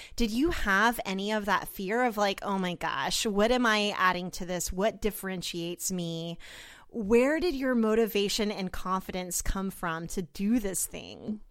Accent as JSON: {"language": "English", "town": "Oklahoma City", "region": "Oklahoma", "country": "United States", "said": "I'm from Oklahoma City"}